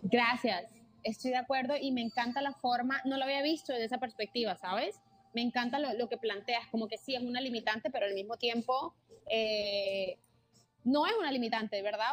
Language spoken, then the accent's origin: Spanish; Barranquilla, Atlántico, Colombia; moved away as an adult; now in Miami, United States; en Barranquilla, yo soy de Barranquilla, soy de Colombia.